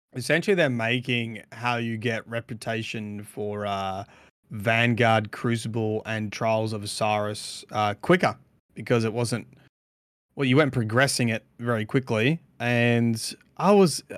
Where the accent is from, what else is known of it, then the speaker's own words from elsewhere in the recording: Australia; we're we're Australian